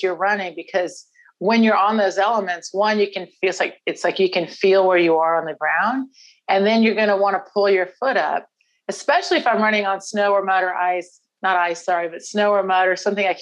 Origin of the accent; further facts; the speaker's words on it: Houston, Texas, United States; from Houston originally